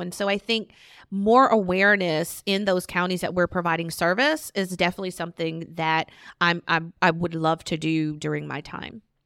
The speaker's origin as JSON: {"language": "English", "region": "Virginia", "country": "United States", "moved": "as an adult", "lives_now": "Charlotte, United States", "said": "I'm from Virginia."}